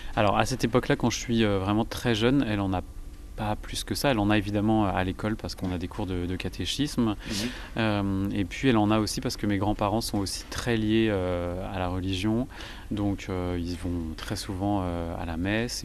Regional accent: Vendée, Pays de la Loire, France; je suis originaire de Vendée

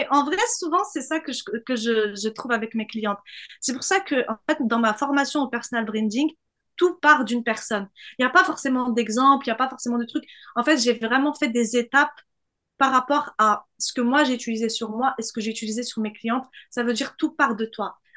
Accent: southern France, France; il faut que je cache le fait que je viens du Sud pour me faire accepter par la scène parisienne

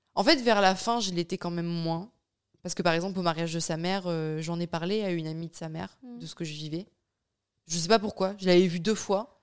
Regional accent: France; moved away as an adult; also born or lived in Bayonne; now in Luxembourg; j'ai quitté la France je vis au Luxembourg

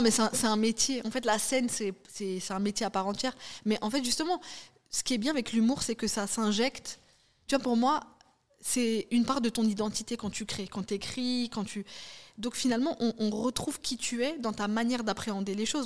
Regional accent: France; on est en France, c'est la loi du sol. Hmm. Donc, de fait, on est français

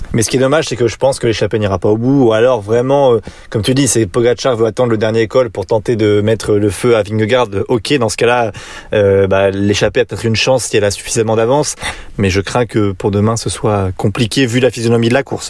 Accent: France; on est français

